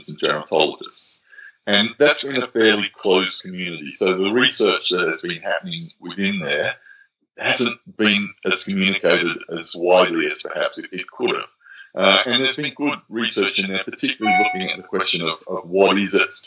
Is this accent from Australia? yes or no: yes; Australia; in Australia, and let me talk as an Australian